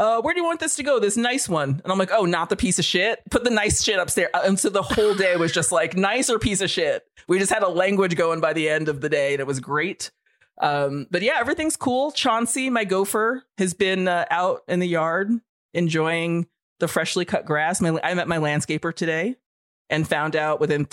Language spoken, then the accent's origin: English; New York, United States; moved away as an adult; also born or lived in Alaska; I bought my first house and moved back to New York, and I'm living in my hometown on a tiny farm